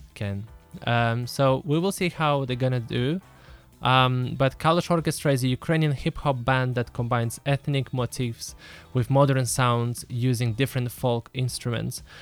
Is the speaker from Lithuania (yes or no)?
yes; Lithuania; now in Israel; I grew up in Lithuania.